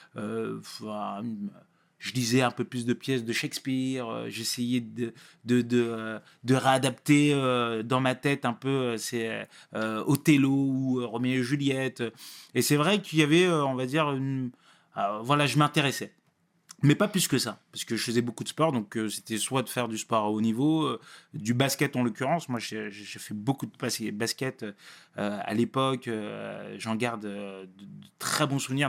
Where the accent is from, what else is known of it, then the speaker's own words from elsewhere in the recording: Sarcelles, Île-de-France, France; also born or lived in Paris; Non, je suis pas né à Sarcelles. Je suis né, à Paris, euh, Paris, euh, Paris 20e. Euh, mais j'ai vu qu'à Sarcelles bien, bien plus de 12 ans.